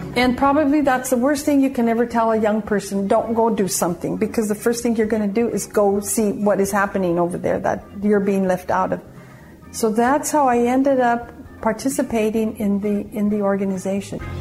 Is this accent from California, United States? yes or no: no; San Luis Valley, Colorado, United States; moved away; I was from the San Luis Valley, so I was appointed to go and recruit from high schools in the San Luis Valley.